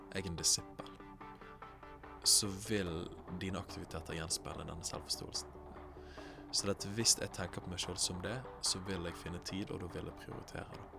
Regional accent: Bergen, Vestland, Norway; Jeg kommer fra Bergen, nærmere bestemt Åsane

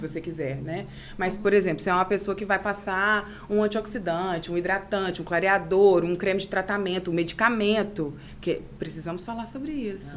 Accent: Itaperuna, Rio de Janeiro, Brazil; also born or lived in Miracema; Eu sou nascida e criada aqui.

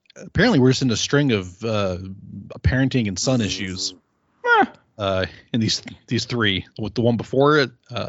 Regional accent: Delaware, United States; Hi, I'm from Delaware.

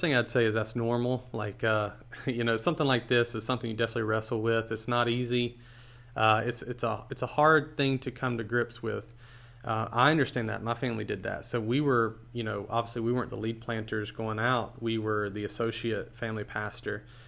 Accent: Charlotte, North Carolina, United States; moved away as an adult; now in Irvine, United States; We grew up in North Carolina, Charlotte area of North Carolina

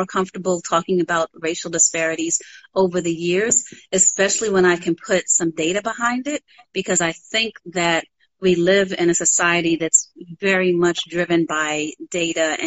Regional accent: New York City, New York, United States; moved away as an adult; now in Atlanta, United States; as a child growing up in Harlem

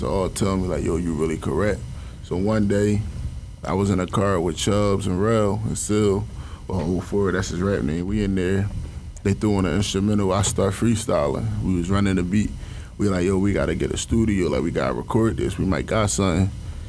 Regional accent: Philadelphia, Pennsylvania, United States; I'm from the Southside of Market in West Philly.

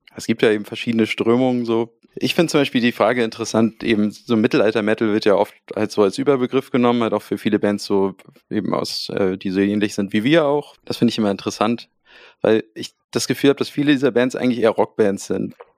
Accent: Hamburg, Germany; wir kommen aus Hamburg. Ähm, deswegen spreche ich es auch so aus, Hamburg.

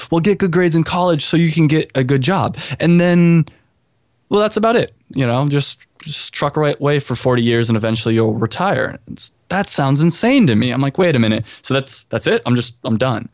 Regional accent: California, United States; also born or lived in Chicago; now in Miami, United States; I'm from California

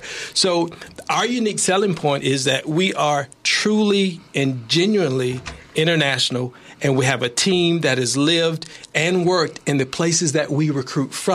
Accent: United States; I'm American

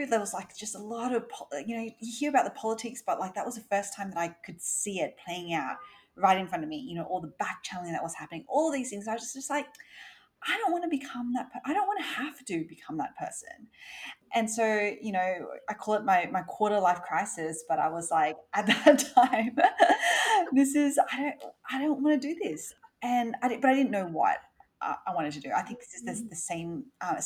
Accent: Sydney, New South Wales, Australia; I grew up in Australia, in Sydney.

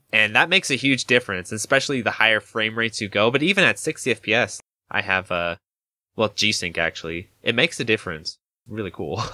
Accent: Idaho, United States; I'm from Idaho

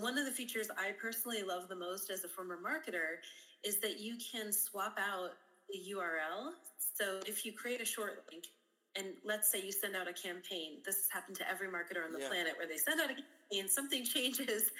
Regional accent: Mason City, Illinois, United States; I'm originally from Illinois, a very small rural town called Mason City, Illinois, in the United States

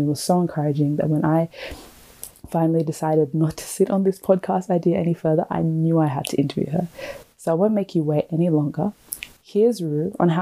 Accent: Perth, Western Australia, Australia; moved away as an adult; also born or lived in Melbourne; originally I'm from Perth

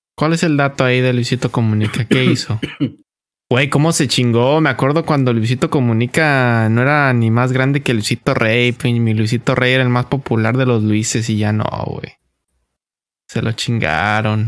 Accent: Mexico; nos la damos como mexicanos

